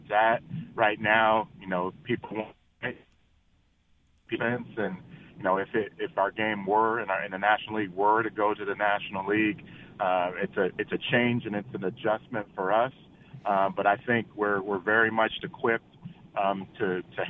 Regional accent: Cincinnati, Ohio, United States; I'm born and raised in Cincinnati, Ohio

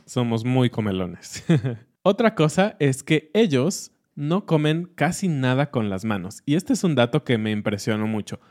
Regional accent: Mexico; como mexicanos

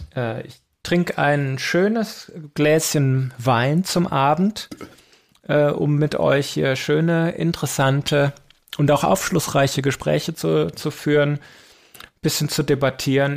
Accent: Belgium; also born or lived in Aachen; bei uns in Belgien

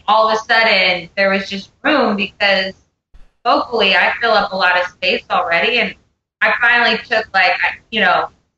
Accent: Pennsylvania, United States; now in Nashville, United States; I live in Nashville, and I grew up in Pennsylvania

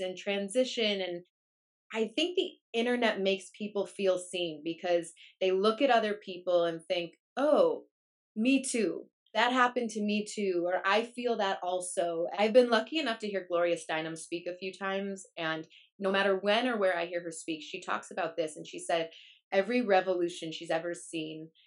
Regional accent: Chicago, Illinois, United States; moved away as an adult; also born or lived in Madison, Wisconsin; now in Los Angeles, United States; I grew up in Chicago and went to school in Madison, Wisconsin

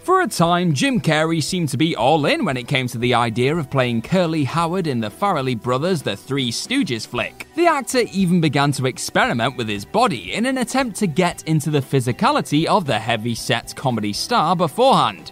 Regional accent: England, United Kingdom; we English

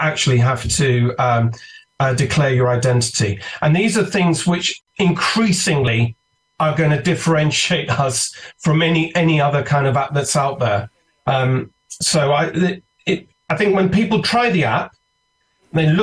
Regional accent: United Kingdom; accent: British; You can tell from my accent, I'm a Brit.

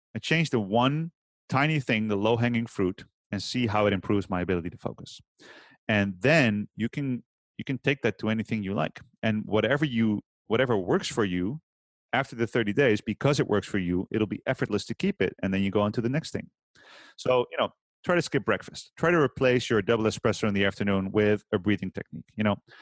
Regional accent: Utrecht, Netherlands; I've opened a gym last year in my hometown here, Utrecht

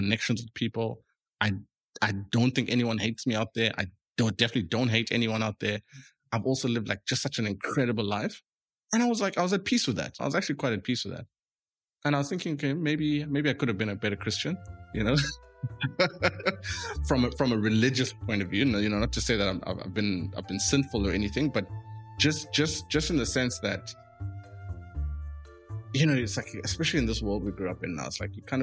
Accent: Eastern Cape, South Africa; I grew up in the Eastern Cape

